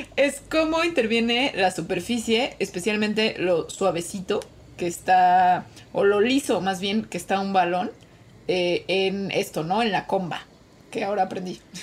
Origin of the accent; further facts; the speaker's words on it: Mexico; siendo mexicana